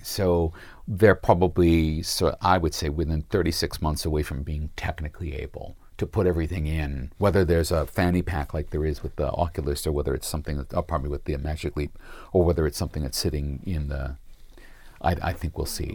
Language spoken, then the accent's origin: English; United States; now in Sydney, Australia; as an American